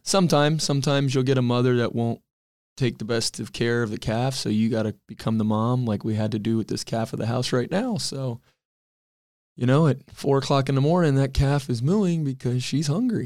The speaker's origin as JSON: {"language": "English", "town": "Cooper City", "region": "Florida", "country": "United States", "tie": "born or raised there", "said": "Always grew up there"}